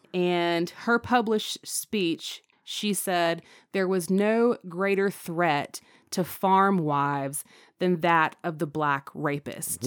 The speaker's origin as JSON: {"language": "English", "region": "North Carolina", "country": "United States", "tie": "born or raised there", "said": "my being a North Carolinian. Every child in North Carolina who goes through the public school system is required to take North Carolina history. I loved that class"}